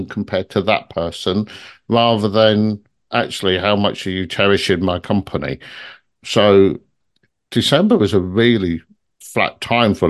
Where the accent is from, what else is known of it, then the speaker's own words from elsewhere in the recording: London, United Kingdom; moved away; I come from London originally